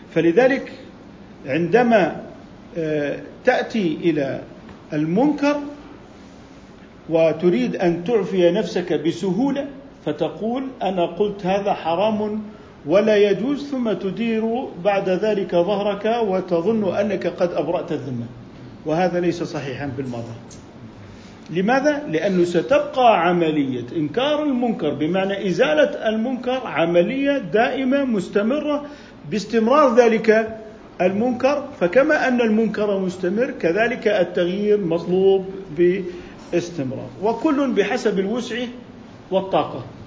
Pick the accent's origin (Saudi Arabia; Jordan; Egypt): Jordan; عندنا بالأردن